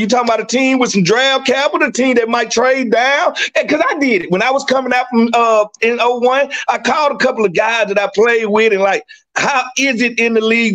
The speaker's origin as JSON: {"language": "English", "region": "Mississippi", "country": "United States", "said": "I'm from Mississippi"}